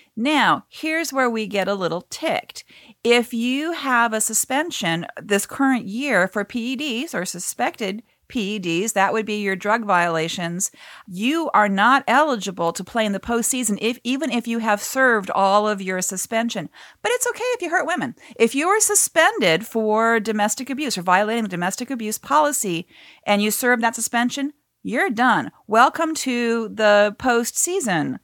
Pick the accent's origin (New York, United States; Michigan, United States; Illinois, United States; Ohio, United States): Ohio, United States; Cleveland; I'm from Cleveland